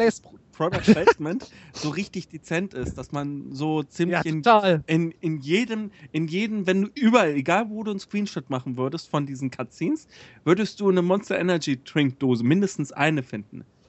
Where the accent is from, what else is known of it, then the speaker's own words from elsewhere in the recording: Hesse, Germany; now in Bavaria, Germany; ich als Hesse